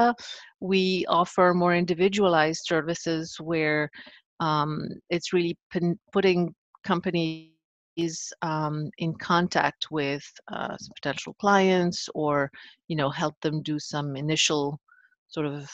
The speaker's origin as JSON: {"language": "English", "town": "Paris", "region": "Île-de-France", "country": "France", "tie": "born or raised there", "said": "growing up in Paris, in France back then"}